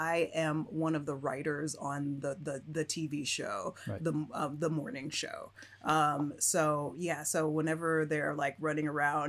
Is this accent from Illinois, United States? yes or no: yes; Chicago, Illinois, United States; moved away; I grew up I grew up partly into the city, but mostly out of the city